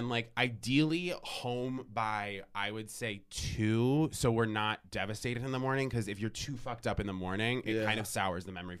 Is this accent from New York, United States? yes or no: no; Vermont, United States; I went to my state school, so I'll usually be like UVM, I'm from Vermont.